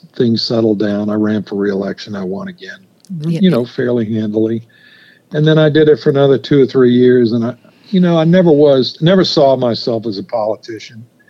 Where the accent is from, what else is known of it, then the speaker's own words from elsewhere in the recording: St. Francisville, Louisiana, United States; moved away as an adult; also born or lived in Ireland; now in North Carolina, United States; my hometown of St. Francisville